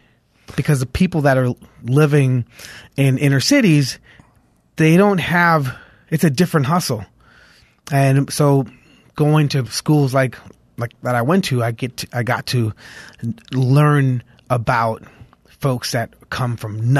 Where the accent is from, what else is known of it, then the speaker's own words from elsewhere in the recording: Los Angeles, California, United States; Boyle Heights was... It's been through a lot of changes, right?